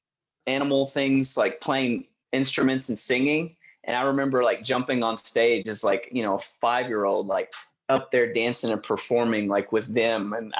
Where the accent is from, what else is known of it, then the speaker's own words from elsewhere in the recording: Arkansas, United States; moved away; dance was kind of what I grew up doing in Arkansas